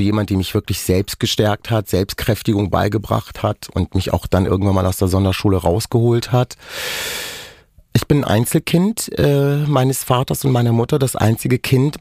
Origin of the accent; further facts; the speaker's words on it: Germany; first language Romani; German is a second language; wir sind in Deutschland aufgewachsen, wir sind hier geboren.